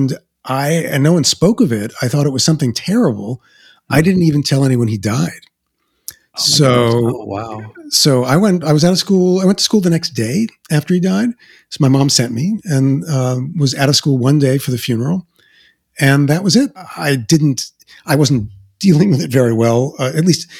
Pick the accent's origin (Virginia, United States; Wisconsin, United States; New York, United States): New York, United States; New York City; accent: Queens; moved away as an adult; I came with my Queens accent